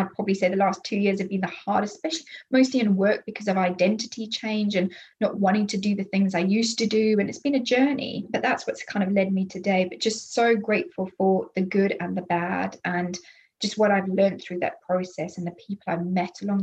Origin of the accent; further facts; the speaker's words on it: Zimbabwe; moved away; I'm from Zimbabwe originally. That's where I was born.